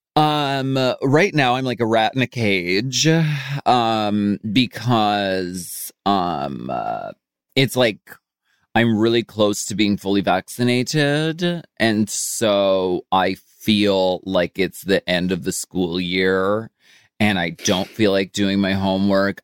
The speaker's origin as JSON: {"language": "English", "town": "Erie", "region": "Pennsylvania", "country": "United States", "tie": "born or raised there", "moved": "yes", "said": "I grew up in Erie, Pennsylvania."}